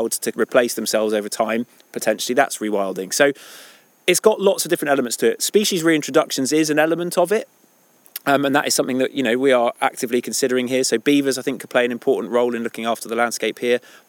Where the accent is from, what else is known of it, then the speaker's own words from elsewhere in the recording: Devon, South West England, United Kingdom; moved away as an adult; also born or lived in Scotland; now in Cumbria, United Kingdom; I was born in Scotland, but I grew up in Devon.